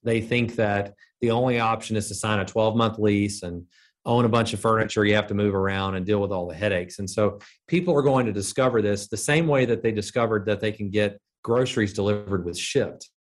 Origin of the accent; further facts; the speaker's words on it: Birmingham, Alabama, United States; I was from Birmingham.